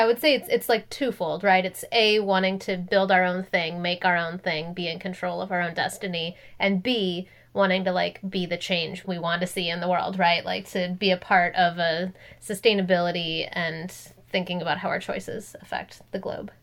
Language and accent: English; Minnesota, United States; moved away as an adult; also born or lived in Los Angeles, California; now in California, United States; I'm from Minnesota